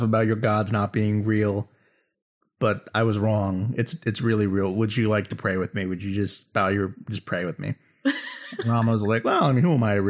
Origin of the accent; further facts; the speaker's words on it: England, United Kingdom; I mean, I'm from England.